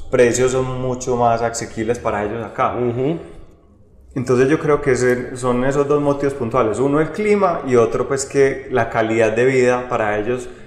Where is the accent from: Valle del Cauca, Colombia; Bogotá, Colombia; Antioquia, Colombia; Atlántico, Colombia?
Antioquia, Colombia; Medellín; now in Rionegro, Colombia; Sí, yo me vine de Medellín para Río Negro específicamente a vender ese proyecto que acabamos de hablar